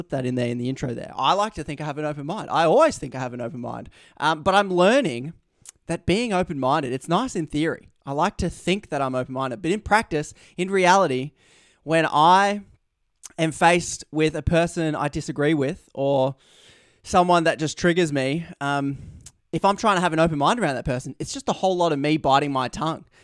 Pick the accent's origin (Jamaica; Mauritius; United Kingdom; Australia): Australia; my Australian incentives to shorten every word I possibly say